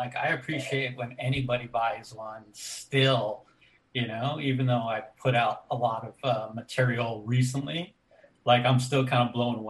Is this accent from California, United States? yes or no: yes; Montebello, California, United States; I grew up in Montebello, California.